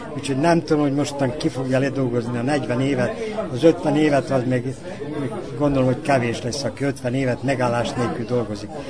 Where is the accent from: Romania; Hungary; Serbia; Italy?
Serbia; Sajan, Vojvodina; now in Novi Sad, Serbia; én bánáti születésű vagyok, szajáni gyerek vagyok